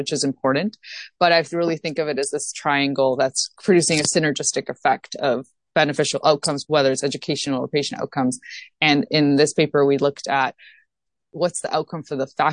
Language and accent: English; Toronto, Ontario, Canada; moved away as an adult; now in Boston, United States; So I'm originally from Toronto, Ontario, as I mentioned, and went to the University of Toronto